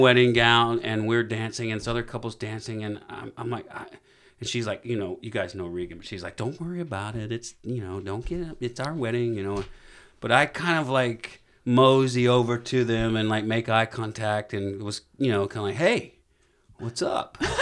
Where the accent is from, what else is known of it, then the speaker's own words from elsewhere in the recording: Alabama, United States; I'm from Alabama